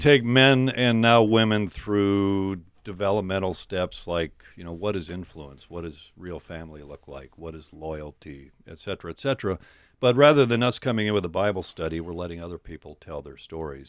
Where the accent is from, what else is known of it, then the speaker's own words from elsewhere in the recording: White Bear Lake, Minnesota, United States; I'm from White Bear Lake, Minnesota.